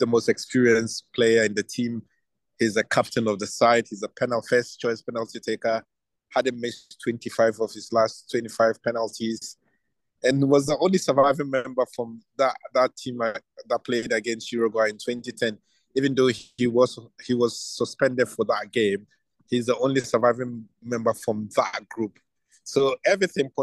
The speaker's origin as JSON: {"language": "English", "country": "Ghana", "said": "being a Ghanaian"}